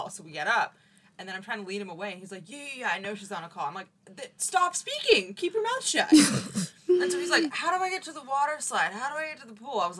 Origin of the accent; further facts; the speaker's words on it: Boston, Massachusetts, United States; Yeah, I'm like, sir, I am from Boston.